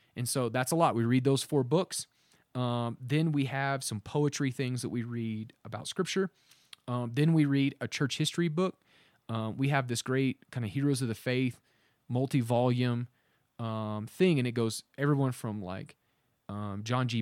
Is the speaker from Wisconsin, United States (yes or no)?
no; Oklahoma, United States; we're from Oklahoma